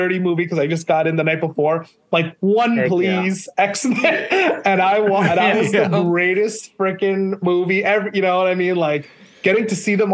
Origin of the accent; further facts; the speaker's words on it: Palau; first language English; also born or lived in Maine, United States / Hawaii, United States; now in California, United States; I was born in Maine, in the States, but we moved out to the islands to Micronesia when I was like 5 months old. So I was raised out there